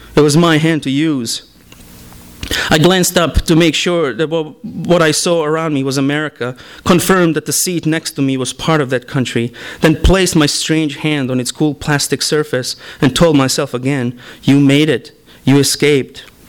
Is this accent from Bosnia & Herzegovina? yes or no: yes; Bosnia & Herzegovina; first language Bosnian; English is a second language; now in United States; I am not really connected with the Bosnian uh, diaspora here